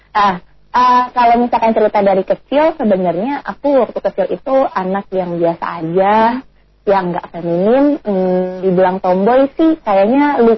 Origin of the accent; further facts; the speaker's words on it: Bogor, West Java, Indonesia; also born or lived in Cibinong; aku lahirnya di Bogor